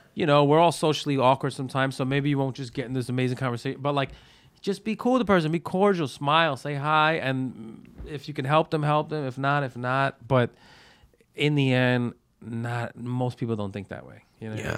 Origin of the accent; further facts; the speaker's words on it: New York City, New York, United States; I'm from Brooklyn. Like, I was born and raised in Brooklyn.